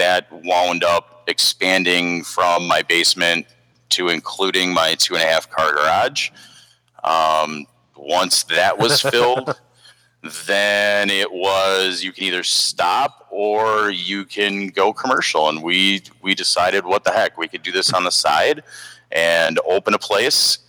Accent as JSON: {"language": "English", "town": "Milwaukee", "region": "Wisconsin", "country": "United States", "tie": "born or raised there", "said": "I am a Milwaukee native myself. Haven't really left"}